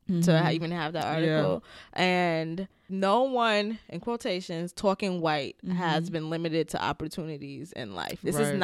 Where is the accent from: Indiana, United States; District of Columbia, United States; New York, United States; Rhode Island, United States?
New York, United States; Bronx; accent: New York AAVE; because I've always spoke AAVE, but it was always like New York AAVE because I'm from the Bronx.